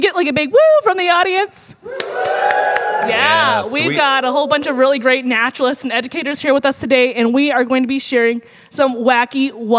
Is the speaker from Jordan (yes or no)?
no; United States; Despite growing up on the Mississippi River, I did not have any real experience paddling when I first started there.